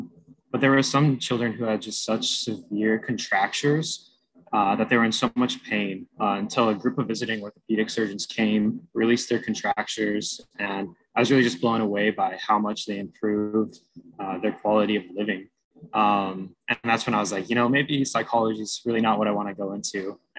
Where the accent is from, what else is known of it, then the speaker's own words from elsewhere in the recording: Hawaii, United States; I'm an MS4 at the University of Hawaii. So I grew up in Hawaii